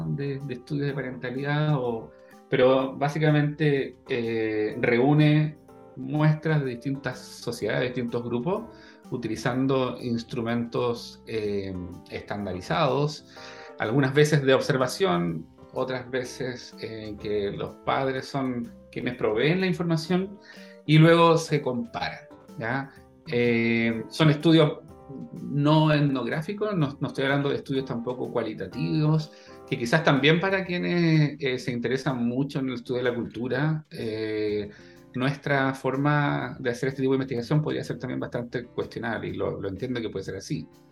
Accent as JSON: {"language": "Spanish", "country": "Chile", "also_born_or_lived": "Netherlands", "moved": "as an adult"}